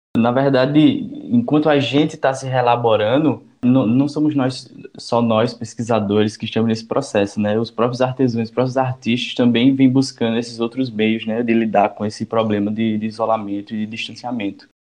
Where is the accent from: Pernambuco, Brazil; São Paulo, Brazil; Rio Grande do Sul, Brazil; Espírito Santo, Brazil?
Pernambuco, Brazil; Caruaru; Sou natural aqui da cidade de Caruaru, no Agreste Pernambucano